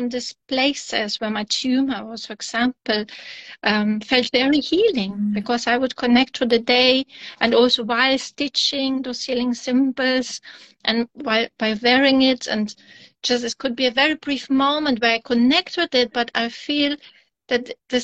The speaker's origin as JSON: {"language": "English", "country": "Germany", "tie": "born or raised there", "also_born_or_lived": "Kazakhstan", "said": "born in Kazakhstan, and then with 9 years I moved to Germany."}